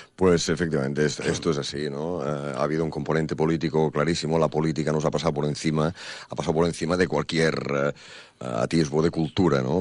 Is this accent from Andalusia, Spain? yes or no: no; Banyoles, Catalonia, Spain; yo, claro, siendo catalán y habiendo nacido, como te digo, en Bañolas y, siendo de cultura catalana y taurina de toda mi vida